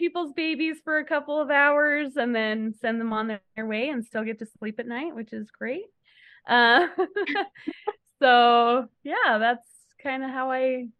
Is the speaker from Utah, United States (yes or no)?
yes; Utah, United States; also born or lived in New Mexico / California / Kansas; I was born in New Mexico, lived in California, Utah, Kansas, back to Utah. And I've been here ever since the middle of high school. So I call Utah home